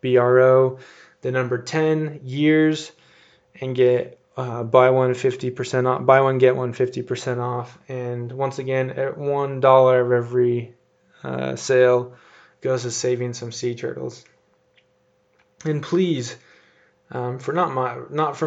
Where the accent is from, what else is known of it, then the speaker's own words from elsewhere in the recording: United States; I love being an American.